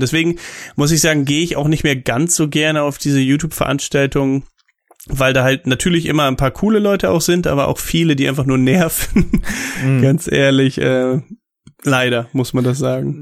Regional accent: Germany; als Deutscher

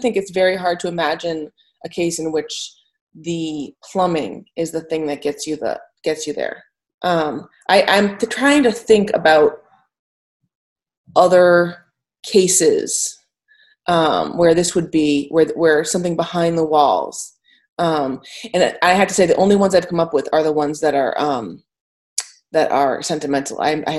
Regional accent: Reading, South East England, United Kingdom; I'm from Reading.

